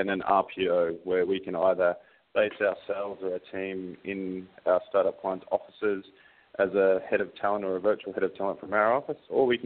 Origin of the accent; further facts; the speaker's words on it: Australia; now in New Zealand; Um, so I'm an Australian living in New Zealand. If you can't really understand my accent, it's because it's pretty screwed.